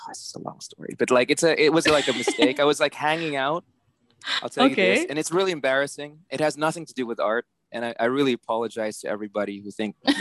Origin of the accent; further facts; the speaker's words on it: San Juan, Metro Manila, Philippines; moved away as an adult; also born or lived in New York City, United States; now in New York, United States; I was born and raised in Manila. So, yeah. I was born in San Juan.